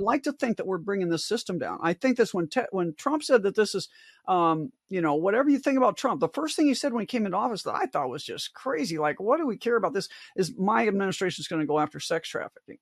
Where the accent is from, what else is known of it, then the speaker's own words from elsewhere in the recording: Omaha, Nebraska, United States; growing up in South Omaha